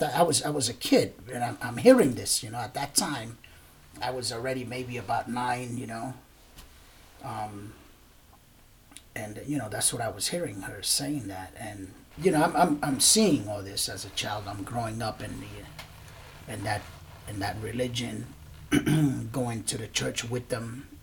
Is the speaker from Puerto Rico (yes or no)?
yes; Puerto Rico; also born or lived in Brooklyn, New York, United States; I was born and raised in Brooklyn, in Bushwick. My parents are from Puerto Rico. My mom decided to move back. So then we moved back to Puerto Rico when I was about 3 years old.